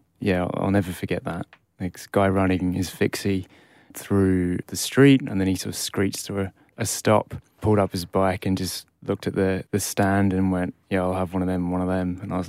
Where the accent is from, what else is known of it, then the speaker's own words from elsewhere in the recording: Australia; also born or lived in United Kingdom; but I guess I grew up in Australia. It's formative years there. Although I only spent 10 years of my life there.